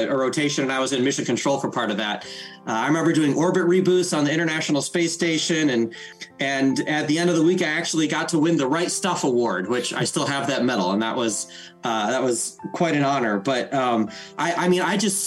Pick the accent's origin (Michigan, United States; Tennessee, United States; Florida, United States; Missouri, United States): Michigan, United States; South Central; I grew up in South Central Michigan in the mid to late 80s and into the 90s, of course. And, you know, grew up in rural Michigan